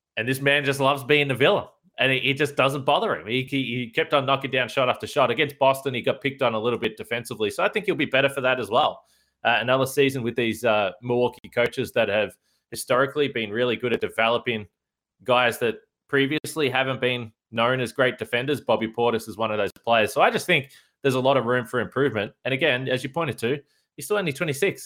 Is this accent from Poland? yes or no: no; Australia; as an Australian